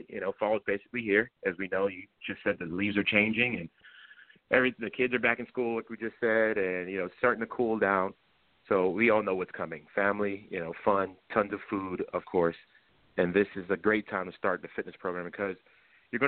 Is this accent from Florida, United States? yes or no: yes; Florida, United States; now in Virginia, United States; I'm personally from Florida